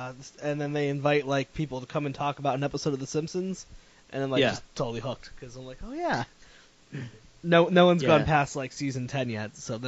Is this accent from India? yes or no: no; New England, United States; Oddly enough, and I'm like from New England, so that's supposed to be like born with you.